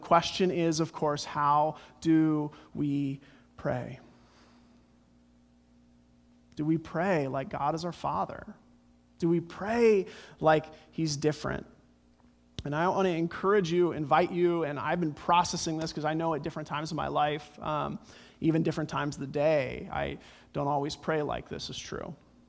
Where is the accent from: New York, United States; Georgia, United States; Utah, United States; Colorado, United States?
Colorado, United States; Growing up in Colorado, my favorite bumper sticker growing up, it's the Front Range, the Rocky Mountains